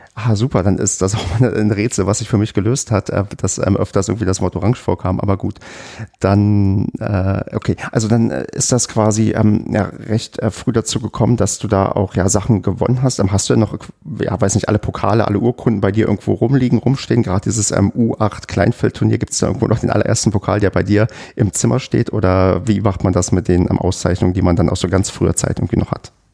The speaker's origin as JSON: {"language": "German", "region": "Brandenburg", "country": "Germany", "tie": "born or raised there", "moved": "yes", "said": "Ich komme halt ähm, aus einer Gegend, habe ich ja schon oft das erzählt, aus ähm, Brandenburg, wo quasi sportlich so gut wie nichts ist."}